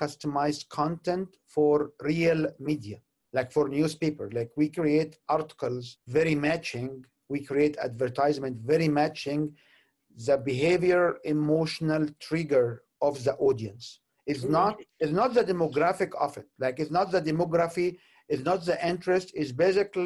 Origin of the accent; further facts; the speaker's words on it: Egypt; moved away as an adult; also born or lived in Canada; I'm originally from Egypt. I have been in Canada for about 23 years